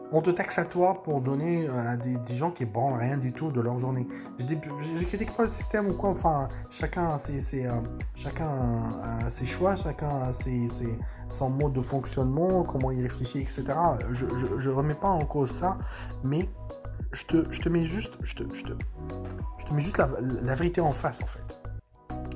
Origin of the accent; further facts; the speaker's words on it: France; chez nous, en France